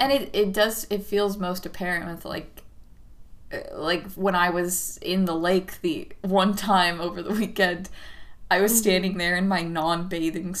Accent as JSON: {"language": "English", "region": "Southern California", "country": "United States", "tie": "born or raised there", "said": "I'm from Southern California, so it was always really fucking hot"}